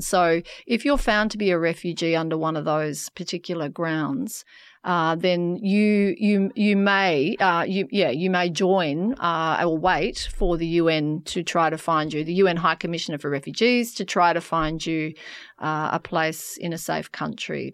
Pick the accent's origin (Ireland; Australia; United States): Australia; York, Western Australia; So I grew up in a country town um, in in Western Australia. I grew up in York